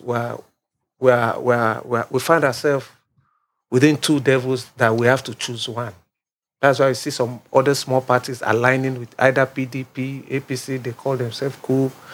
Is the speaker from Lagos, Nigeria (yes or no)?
yes; Lagos, Nigeria; I'm from Lagos State. My father is from Ogun State. I was born in Lagos State.